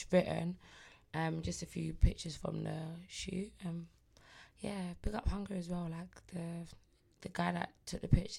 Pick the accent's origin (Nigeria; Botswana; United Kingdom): Nigeria; Listen, no, I look at AJ like big bro, like, hey big bro, you Nigerian, I'm Nigerian, you know.